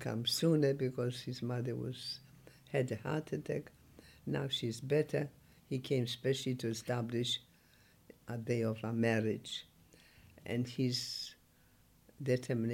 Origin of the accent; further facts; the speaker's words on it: Poland; English is a second language; moved away as an adult; also born or lived in Germany; now in England; I was born in Poland